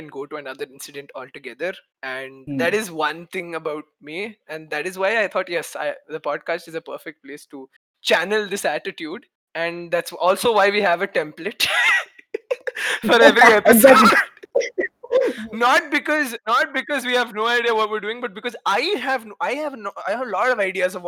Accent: Kerala, India; now in Pune, India; I'm from Kerala. I've been staying in Pune for, I don't know, 10 years or something.

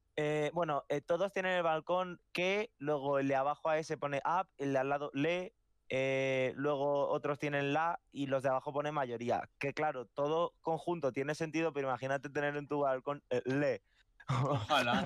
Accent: Madrid, Community of Madrid, Spain; y yo soy de Madrid

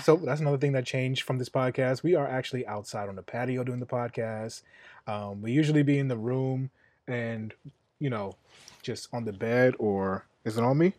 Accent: New York City, New York, United States; I'm from Queens.

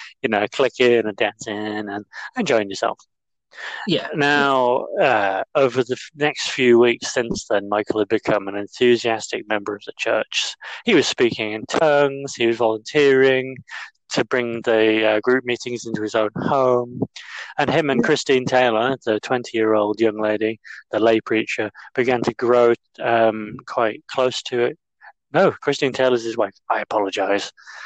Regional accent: Yorkshire and the Humber, United Kingdom; accent: northern; where I'm from East Yorkshire

